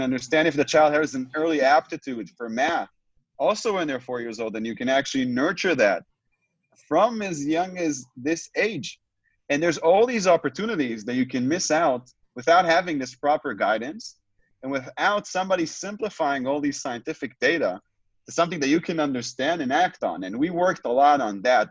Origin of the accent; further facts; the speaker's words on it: Tel Aviv, Tel Aviv District, Israel; I'm joining uh, you both from uh, from where I was born, from Israel, from Tel Aviv, Israel